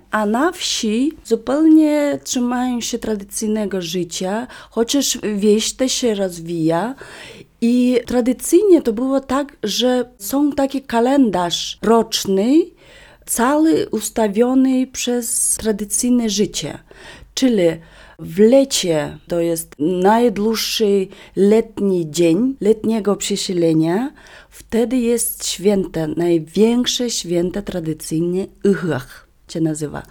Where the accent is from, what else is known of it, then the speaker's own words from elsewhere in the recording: Vilyuy river, western Yakutia, Sakha Republic, Russia; Polish is a second language; moved away; Ja pochodzę z nad rzeki Wiluj, czyli to jest zachodnia Duży Jakucja.